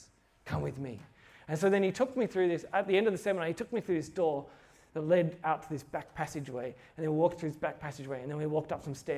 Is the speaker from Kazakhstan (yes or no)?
no; Australia; I'm from Australia